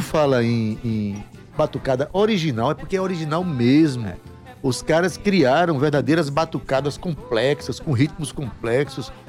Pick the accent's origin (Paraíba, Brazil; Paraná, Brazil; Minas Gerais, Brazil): Paraíba, Brazil; Itabaiana; now in João Pessoa, Brazil; eu sou de Itabaiana e vi tudo isso quando era criança. Faz, eu saí de Itabaiana em 77